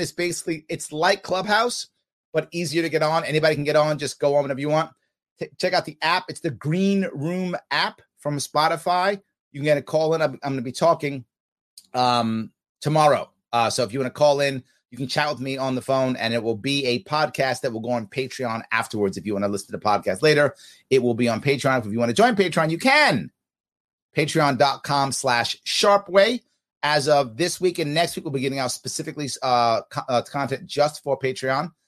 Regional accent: United States; I'm American

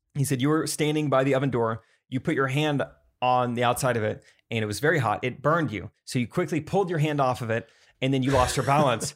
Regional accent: Strafford, Missouri, United States; I'm from Stratford

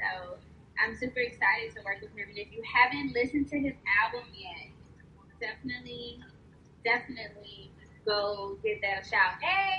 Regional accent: Houston, Texas, United States; I am a choreographer, creative director, all around creative, really. I'm from Houston. I'm Houston based.

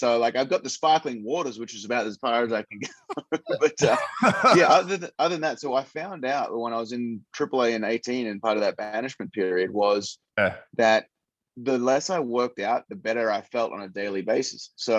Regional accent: Western Australia, Australia; which was what we grew up in Australia. Like I'd play there and then I'd be with part of the West Australian Institute of Sport

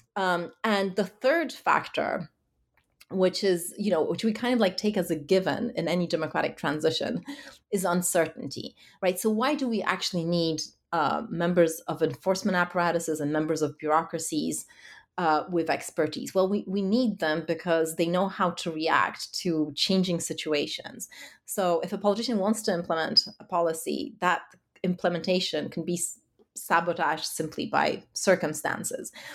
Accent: Warsaw, Masovian Voivodeship, Poland; my own experiences of you know growing up in Warsaw

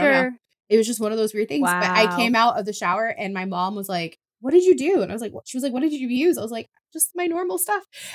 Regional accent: Oklahoma, United States; I grew up in Oklahoma

